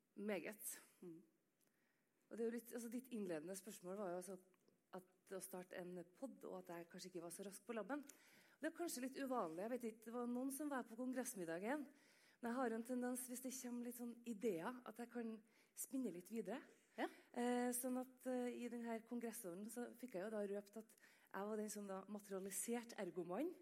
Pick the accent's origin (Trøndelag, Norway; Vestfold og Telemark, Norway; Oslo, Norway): Trøndelag, Norway; Jeg er jo trønder